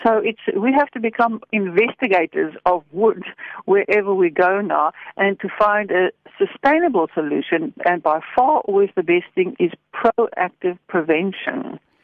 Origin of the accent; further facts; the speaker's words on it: Stellenbosch, Western Cape, South Africa; I come from Stellenbosch